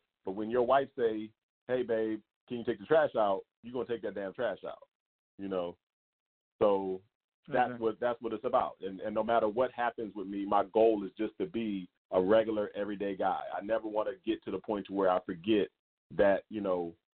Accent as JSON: {"language": "English", "region": "the South", "country": "United States", "tie": "born or raised there", "also_born_or_lived": "Philadelphia, Pennsylvania", "moved": "yes", "lives_now": "Las Vegas, United States", "said": "I also spent a lot of time in the South. So the majority of my, you know, my formidable years, high school years and everything like that, were spent in the South."}